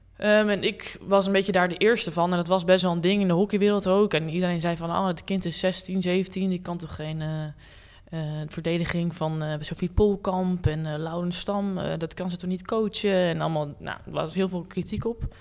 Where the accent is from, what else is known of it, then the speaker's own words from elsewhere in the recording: Hilversum, North Holland, Netherlands; ik ben opgegroeid in Hilversum